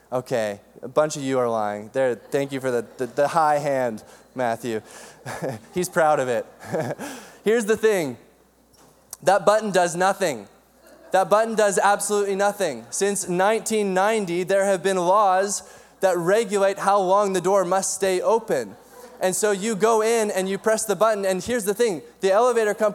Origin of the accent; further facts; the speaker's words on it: Cranbrook, British Columbia, Canada; I grew up in Cranbrook, BC, in the Kootenays, and my parents had six kids